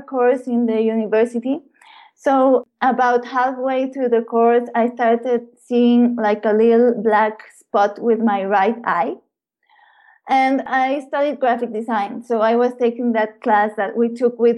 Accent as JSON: {"language": "English", "region": "Puebla", "country": "Mexico", "tie": "born or raised there", "said": "I was born in Puebla in Mexico, and I was born into a really loving family"}